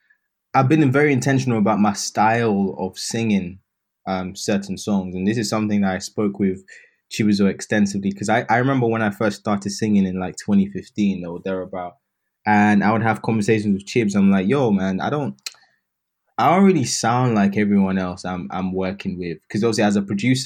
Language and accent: English; United Kingdom; I'm British